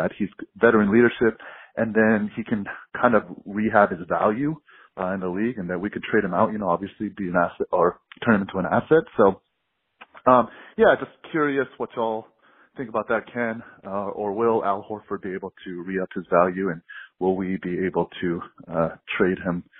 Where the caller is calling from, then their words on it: Dallas, Texas, United States; I'm calling from Dallas, Texas.